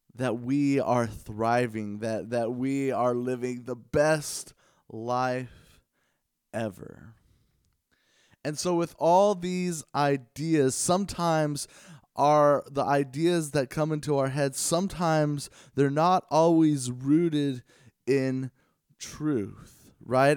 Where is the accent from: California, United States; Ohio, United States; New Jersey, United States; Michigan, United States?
California, United States; Los Angeles; I grew up in the Los Angeles area